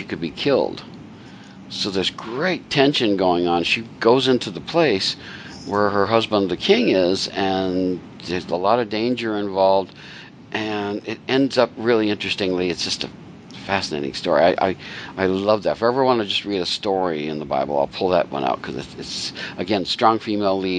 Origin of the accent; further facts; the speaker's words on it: United States; as an American